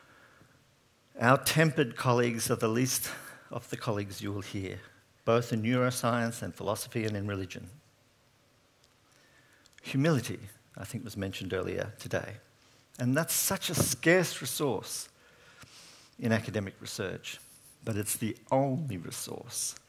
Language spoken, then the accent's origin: English; Sydney, New South Wales, Australia; I'm from Sydney. I have not grown up in the country.